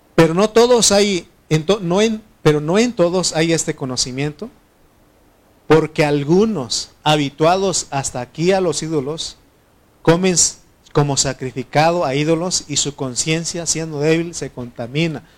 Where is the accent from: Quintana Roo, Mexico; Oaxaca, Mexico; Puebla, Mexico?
Oaxaca, Mexico; donde, donde yo soy, en Oaxaca